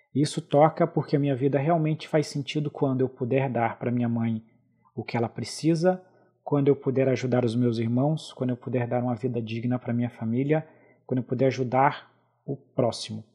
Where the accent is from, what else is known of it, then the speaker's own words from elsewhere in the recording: Brazil; eu pude viajar pela primeira vez para fora do Brasil em 2004